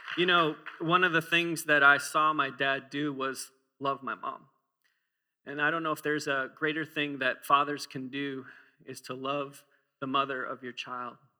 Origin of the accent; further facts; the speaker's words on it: Minnesota, United States; I used to walk to school uphill both ways or in the snow as I'm from Minnesota